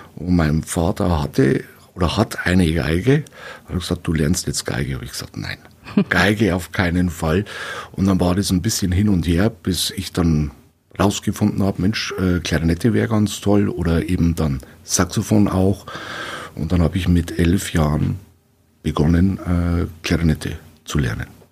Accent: Weiden, Bavaria, Germany; also born or lived in Regensburg; bin ja, gebürtiger Regensburger und wohne seit boah, klein auf, dann kurze Visite in Regensburg war das nur, wohne ich jetzt hier in Weiden und in der Gegend

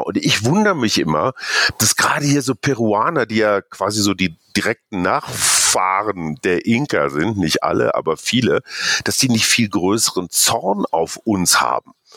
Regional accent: Germany; now in Peru; für uns, die wir als Deutsche als Kartoffeln bezeichnet werden

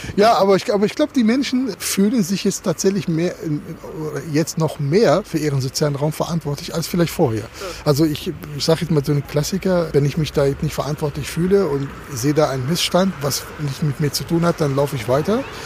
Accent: Germany; wir, glaube ich, als Deutsche

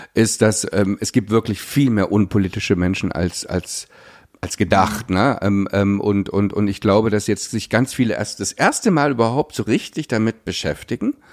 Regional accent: Pößneck, Thuringia, Germany; moved away; da komme ich genau da, wo, wo die AfD am stärksten ist. Das ist da, wo ich aufgewachsen bin

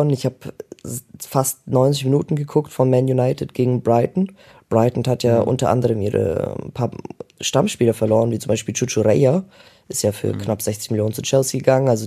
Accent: Germany; für uns Deutsche

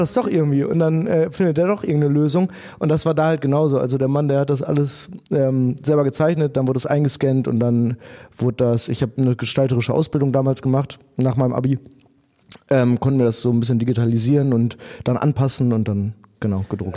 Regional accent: Dinslaken, North Rhine-Westphalia, Germany; wir sind alle in Dienstlagen aufgewachsen

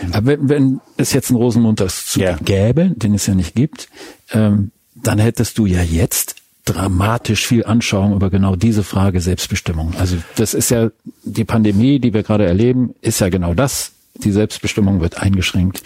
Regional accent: Lippe, North Rhine-Westphalia, Germany; also born or lived in Bremen / Berlin / Hamburg; now in Düsseldorf, Germany; Fünf Jahre Bremen, 15 Jahre Berlin, davor fast ebenso lange mit Unterbrechungen in Hamburg, aufgewachsen in Lippe.

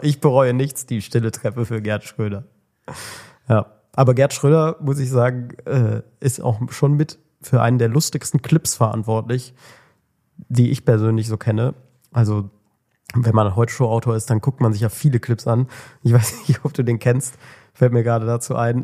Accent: Germany; als Deutscher

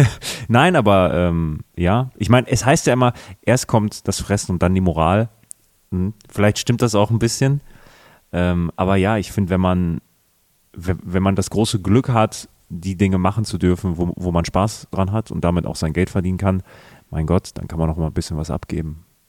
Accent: Münster, North Rhine-Westphalia, Germany; moved away; meiner Heimatstadt Münster

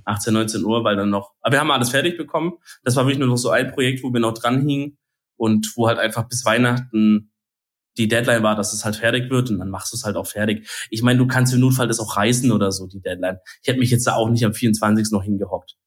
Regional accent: Baden-Württemberg, Germany; Bei uns in Bad württemberg

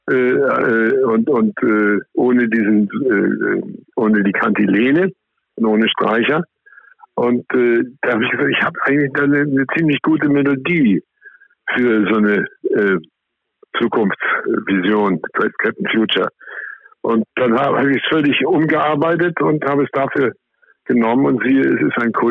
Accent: Austria; ich bin ja in Österreich aufgewachsen und habe ein großes Herz für die österreichische Volksmusik.

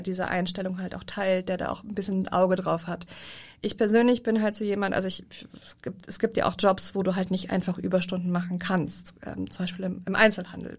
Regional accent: Rhineland, Germany; moved away; als Rheinländer

